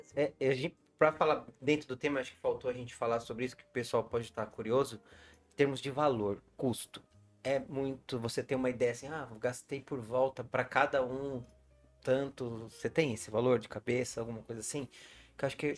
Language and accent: Portuguese; Brazil; moved away as an adult; now in Portugal; Não sou eu brasileiro que acabei de chegar aqui